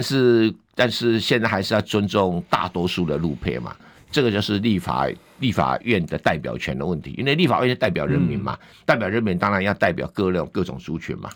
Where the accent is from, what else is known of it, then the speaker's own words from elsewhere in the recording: Yunlin County, Taiwan; 在我家乡云林